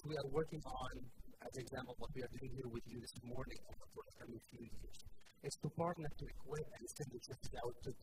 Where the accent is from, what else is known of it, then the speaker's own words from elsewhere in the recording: Egypt; also born or lived in Africa; now in Canada; I was born and raised in Egypt